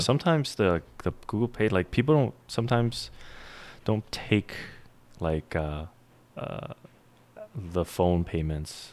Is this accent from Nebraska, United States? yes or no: no; New York, United States; I grew up in New York